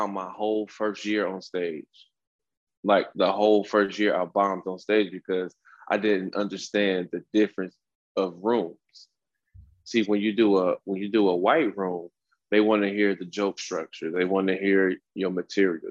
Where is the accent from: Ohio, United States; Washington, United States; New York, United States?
Ohio, United States; Cleveland; moved away as an adult; also born or lived in Los Angeles; now in San Diego, United States; I grew up in Cleveland